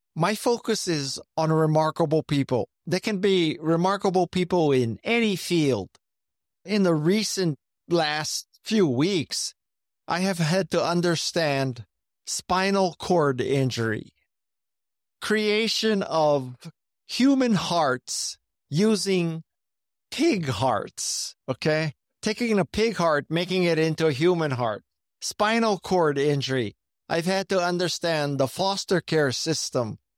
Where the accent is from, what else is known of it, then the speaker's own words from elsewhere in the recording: Honolulu, Hawaii, United States; moved away; also born or lived in Silicon Valley; Growing up in Hawaii, I think, was very advantageous